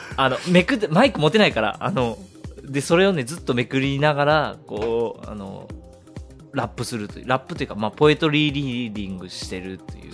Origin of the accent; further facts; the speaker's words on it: Fukuoka, Japan; 僕福岡なんです